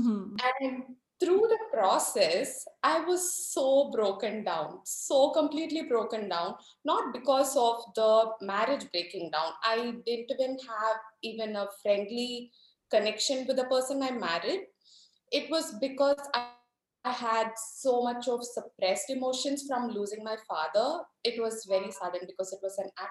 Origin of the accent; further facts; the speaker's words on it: India; I'm from India, so we have arranged marriages, which is a pretty common thing here